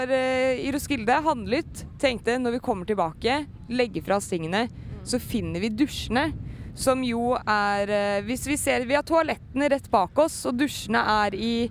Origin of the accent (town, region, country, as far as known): Norway